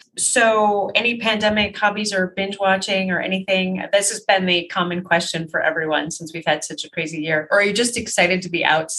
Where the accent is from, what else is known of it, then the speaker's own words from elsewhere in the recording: Utica, New York, United States; I grew up in Utica.